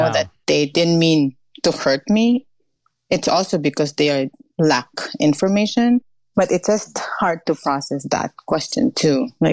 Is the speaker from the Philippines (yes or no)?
yes; Philippines; moved away as an adult; now in United States; I was raised in the Philippines. I grew up there